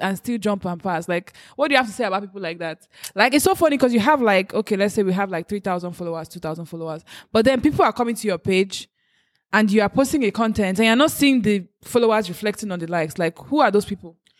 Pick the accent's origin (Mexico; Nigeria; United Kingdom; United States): Nigeria; as a Nigerian